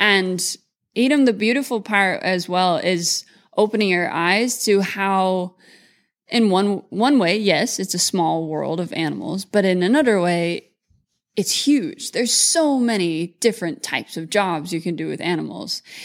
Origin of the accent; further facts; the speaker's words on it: Mullingar, Westmeath, Ireland; also born or lived in California; now in Moorpark, United States; grew up between Ireland and California